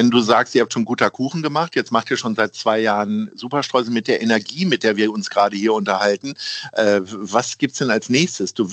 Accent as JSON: {"language": "German", "town": "Hanover", "region": "Lower Saxony", "country": "Germany", "said": "ich als also, Hannoveraner"}